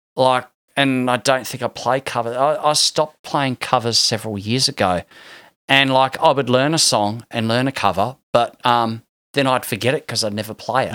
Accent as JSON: {"language": "English", "town": "Hobart", "region": "Tasmania", "country": "Australia", "said": "I'm from Tasmania"}